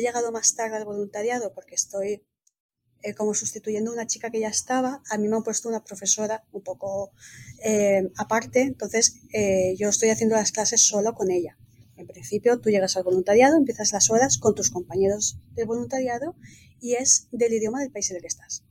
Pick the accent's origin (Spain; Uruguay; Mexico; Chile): Spain; also born or lived in Valencia; now in Italy; Yo soy española, pues desde España